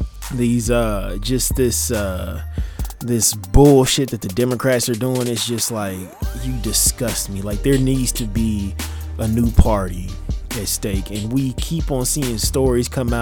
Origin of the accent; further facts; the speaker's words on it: United States; we as the American people